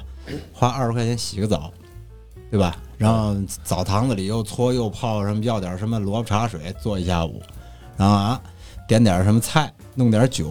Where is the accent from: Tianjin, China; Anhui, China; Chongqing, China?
Tianjin, China; 我们的老家，我跟小磊的老家天津。